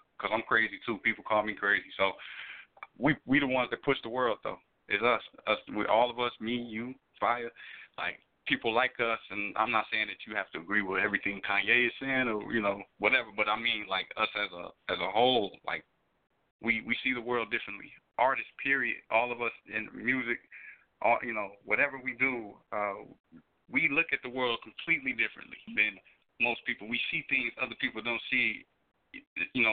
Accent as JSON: {"language": "English", "town": "Chicago", "region": "Illinois", "country": "United States", "said": "me being from Chicago"}